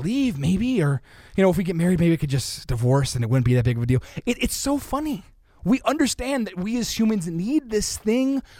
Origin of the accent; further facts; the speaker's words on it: United States; I'm from America